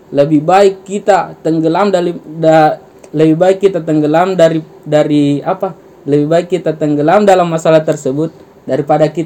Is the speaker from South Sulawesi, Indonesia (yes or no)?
yes; Makassar, South Sulawesi, Indonesia; tapi kita tidak boleh melupakan eh, bahasa budaya kita juga dalam hal ini saya sebagai orang Makassar ya bahasa Makassar.